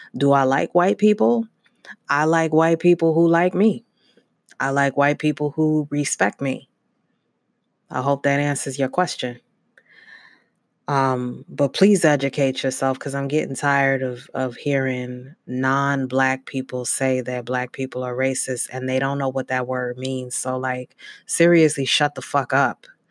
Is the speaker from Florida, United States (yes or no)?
no; Brooklyn, New York, United States; Brooklyn, New York. My parents moved around a lot, um, through New York, but mainly in Brooklyn.